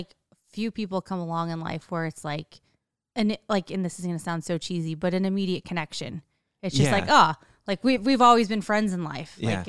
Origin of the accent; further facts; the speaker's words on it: Illinois, United States; it kind of is like we're both from Illinois, so we had that connection.